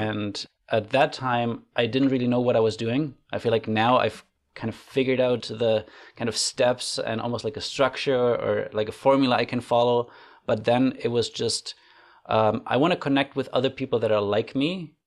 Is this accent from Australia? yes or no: no; Germany; moved away as an adult; now in Canada; I grew up in Germany